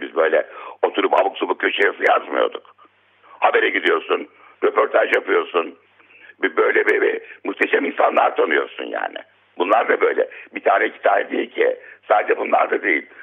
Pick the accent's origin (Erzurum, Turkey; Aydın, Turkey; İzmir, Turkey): İzmir, Turkey; Izmir, Turkey; moved away; also born or lived in Istanbul / Diyarbakır; İstanbul'da doğmuşum. İlkokula Diyarbakır'da başlamışım. E, ne bileyim ben işte ama İzmir'e gitmişim. En çok uzun orada kalmışım